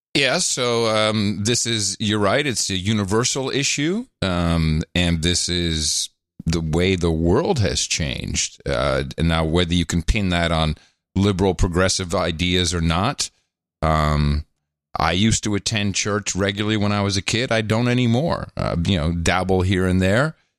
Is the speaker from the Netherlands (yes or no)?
yes; Netherlands; moved away; also born or lived in New Jersey / Belgium / United Kingdom; I grew up in uh, a socialist country. I grew up in the Netherlands.